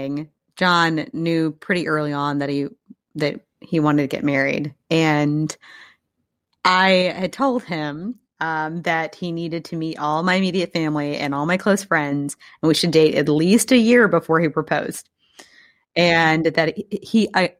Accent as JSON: {"language": "English", "town": "Mexico", "region": "Missouri", "country": "United States", "also_born_or_lived": "Kansas City, Missouri", "said": "I'm from Mexico, Missouri"}